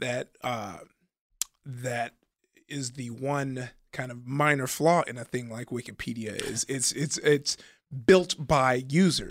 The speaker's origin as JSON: {"language": "English", "town": "Compton", "region": "California", "country": "United States", "tie": "born or raised there", "said": "I grew up in Compton"}